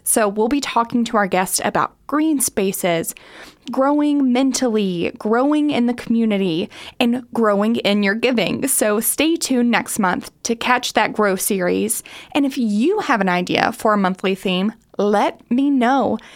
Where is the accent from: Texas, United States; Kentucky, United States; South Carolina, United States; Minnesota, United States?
Kentucky, United States; Harlan County; I'm originally from Harlan County